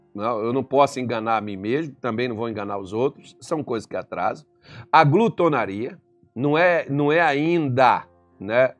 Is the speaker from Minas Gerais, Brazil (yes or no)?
yes; Minas Gerais, Brazil; Eu sou mineiro também